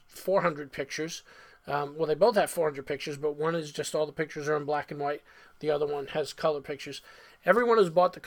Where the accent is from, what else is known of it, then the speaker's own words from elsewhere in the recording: Yonkers, New York, United States; now in South Florida, United States; I was in my hometown